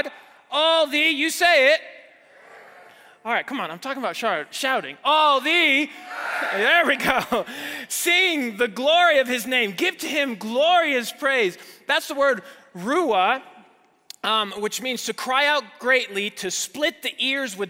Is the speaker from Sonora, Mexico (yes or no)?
no; Mexico City, Mexico; moved away as an adult; now in United States; I grew up there, I was born and raised in Mexico City. I didn't move to the States until college